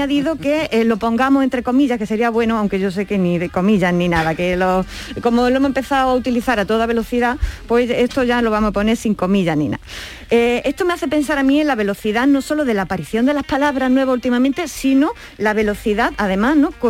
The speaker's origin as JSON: {"language": "Spanish", "town": "Alcaudete", "region": "Andalusia", "country": "Spain", "said": "Los de mi pueblo eh, y las de mi pueblo somos alcaudetense y alcaudetensa, ¿vale?"}